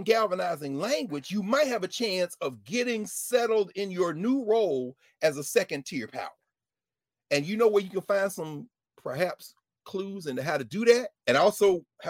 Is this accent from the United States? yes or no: yes; Mississippi, United States; You know, I'm from Mississippi.